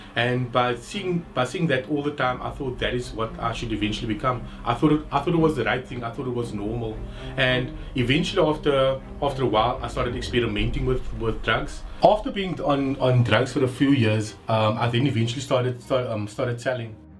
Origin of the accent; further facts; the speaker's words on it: Cape Town, Western Cape, South Africa; growing up on the Cape Flats, um, I was exposed to people using drugs